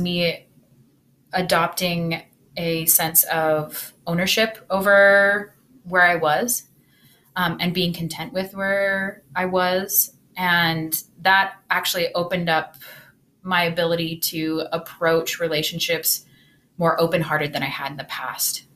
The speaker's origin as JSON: {"language": "English", "region": "Utah", "country": "United States", "tie": "born or raised there", "said": "I grew up in Utah"}